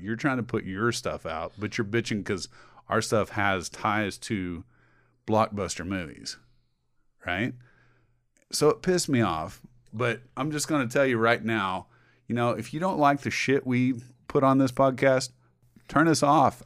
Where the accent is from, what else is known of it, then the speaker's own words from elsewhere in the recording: Indiana, United States; We're from Indiana